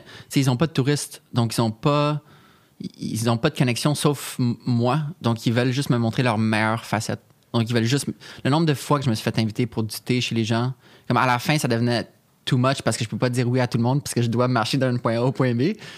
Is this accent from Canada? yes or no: yes; Canada; qu'on est Canadien